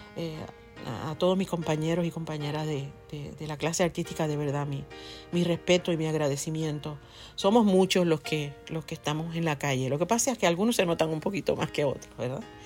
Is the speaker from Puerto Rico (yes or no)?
yes; Ponce, Puerto Rico; en mi pueblo, por ejemplo, en Ponce, en la parte sur de la isla, de donde yo soy